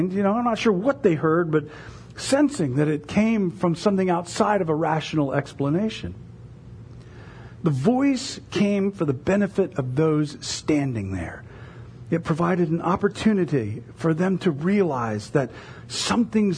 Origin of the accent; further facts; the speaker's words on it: United States; as American evangelical Christians